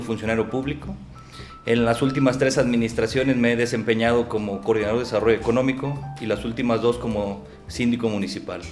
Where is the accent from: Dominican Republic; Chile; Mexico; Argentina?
Mexico; Tlajomulco, Jalisco; soy originario de Tlajomulco, ahí he vivido toda mi vida